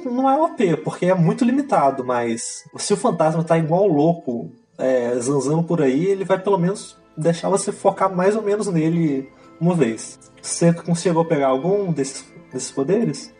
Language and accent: Portuguese; Brazil; eu sou brasileiro